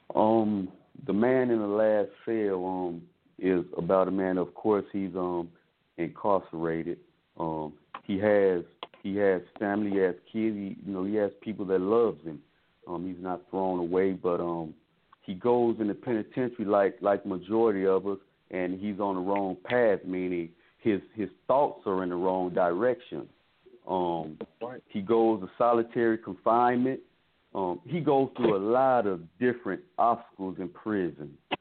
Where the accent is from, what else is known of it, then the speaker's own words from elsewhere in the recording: Mississippi, United States; we come from Mississippi and small, very small towns in Mississippi